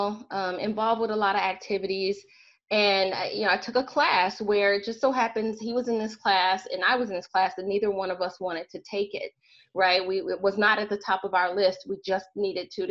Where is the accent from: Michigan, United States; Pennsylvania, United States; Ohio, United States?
Michigan, United States; Southwest; I'm actually from Michigan, from Southwest Michigan